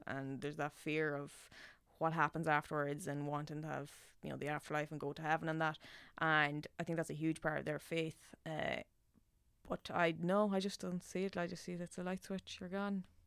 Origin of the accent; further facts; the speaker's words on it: Nobber, Leinster, Ireland; accent: Meath; moved away as an adult; now in Dublin, Ireland; when I go home, my accent comes out so much thicker